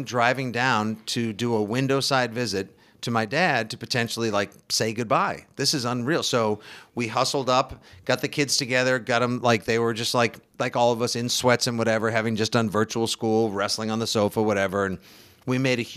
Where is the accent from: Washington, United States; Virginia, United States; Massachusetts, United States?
Massachusetts, United States; Braintree; the house I grew up in Braintree, Mass